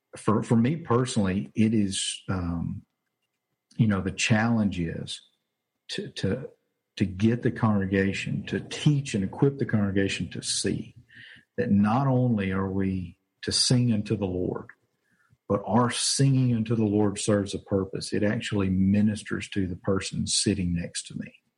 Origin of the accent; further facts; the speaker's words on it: Winnfield, Louisiana, United States; also born or lived in Arkansas; now in Jonesboro, United States; I'm originally from Louisiana. Grew up in a small town called Winfield, which is actually about 30 minutes from here